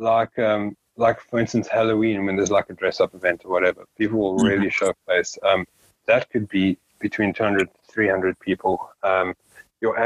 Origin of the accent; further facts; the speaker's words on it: South Africa; we're a South African band, but then we're also a South African band from one of the smaller towns